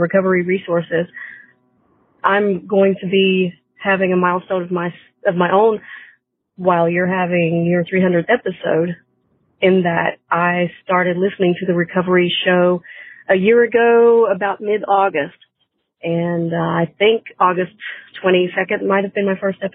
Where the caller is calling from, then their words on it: North Carolina, United States; I'm calling from North Carolina